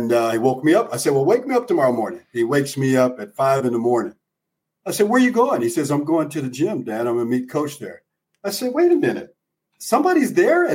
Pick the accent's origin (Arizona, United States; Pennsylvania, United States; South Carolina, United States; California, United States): Arizona, United States; I grew up in Arizona